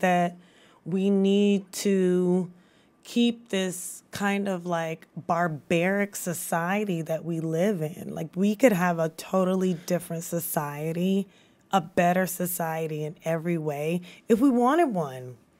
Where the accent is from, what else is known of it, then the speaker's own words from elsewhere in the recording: Baton Rouge, Louisiana, United States; moved away as an adult; also born or lived in Washington, D.C.; now in Baton Rouge, United States; growing up in Baton Rouge